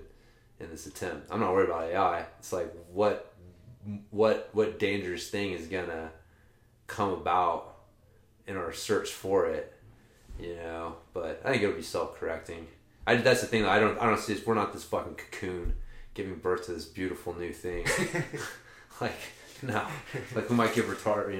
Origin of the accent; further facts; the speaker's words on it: Oklahoma, United States; I'm from Oklahoma